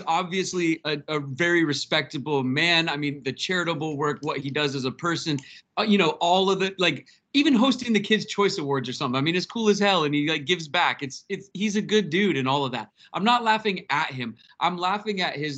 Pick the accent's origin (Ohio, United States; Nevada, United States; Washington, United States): Washington, United States; Seattle; I'm from Seattle, born and raised